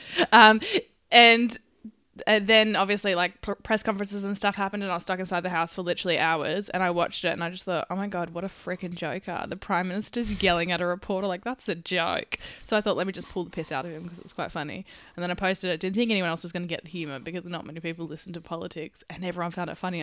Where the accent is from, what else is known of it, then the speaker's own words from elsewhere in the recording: Perth, Western Australia, Australia; I'm from Perth